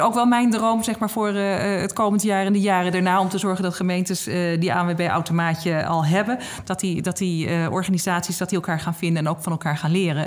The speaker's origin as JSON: {"language": "Dutch", "town": "Noordwijk", "region": "South Holland", "country": "Netherlands", "said": "mijn eigen gemeente waar ik vandaan kom, Noordwijk"}